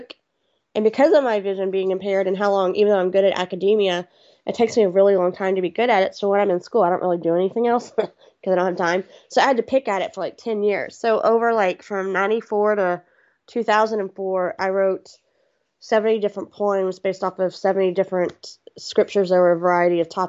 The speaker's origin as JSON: {"language": "English", "town": "Houston", "region": "Texas", "country": "United States", "tie": "born or raised there", "said": "I'm a Southern girl. I'm from Texas"}